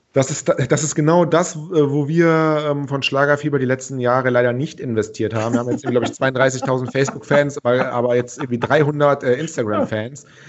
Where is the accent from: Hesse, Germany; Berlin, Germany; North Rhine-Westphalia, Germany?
North Rhine-Westphalia, Germany; Cologne; ich bin ja Kölner